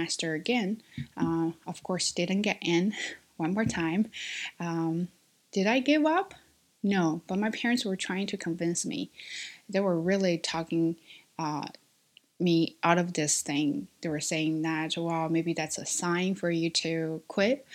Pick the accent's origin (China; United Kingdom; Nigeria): China; English is a second language; my identity as a Chinese